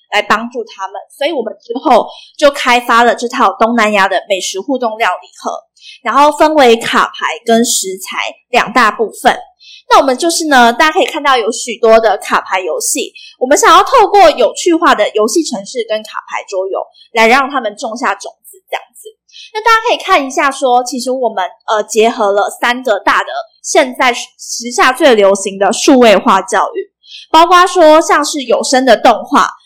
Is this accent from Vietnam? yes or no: yes; Vietnam; now in Taiwan; 我从小在越南长大